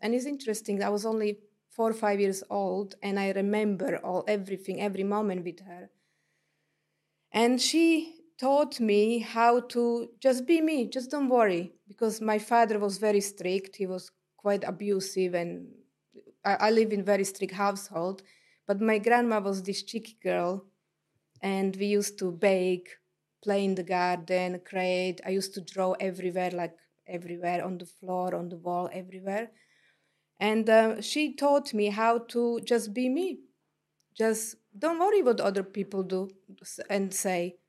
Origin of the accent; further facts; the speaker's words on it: Slovakia; English is a second language; moved away as an adult; also born or lived in London, England / New Zealand; now in Tauranga, New Zealand; I was born in Slovakia, then ex-Czechoslovakia. It was, uh, in communist e-, era. And then by the time I left the country, I was twenty years old.